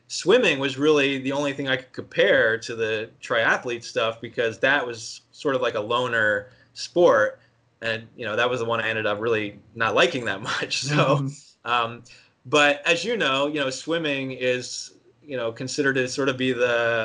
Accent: outside of Philadelphia, Pennsylvania, United States; I grew up East Coast outside of Philly

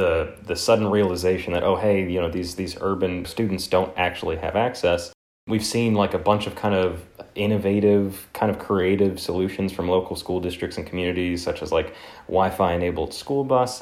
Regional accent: the South, United States; I'm from the South

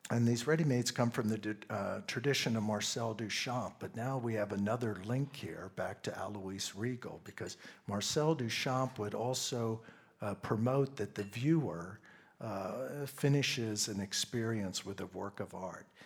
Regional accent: Pennsylvania, United States; I grew up in Pennsylvania, and in Pennsylvania, we have a large German population.

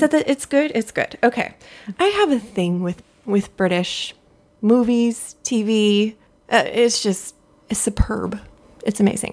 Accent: Southern California, United States; I grew up in Southern California.

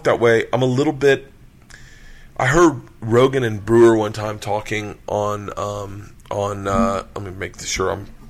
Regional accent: Tampa, Florida, United States; moved away as an adult; also born or lived in Tallahassee / Los Angeles; I grew up in Tampa, went to school in Tallahassee.

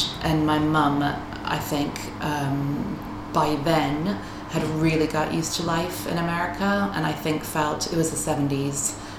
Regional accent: United States; I am American. My parents are from Dublin, but they moved to the U.S. when they were 20, 21 for my dad to go to school. And my brother and I were born there.

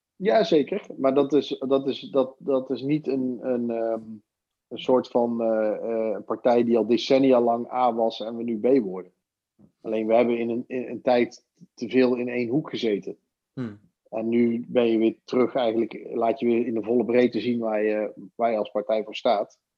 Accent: Netherlands; als Nederlander, als kiezer

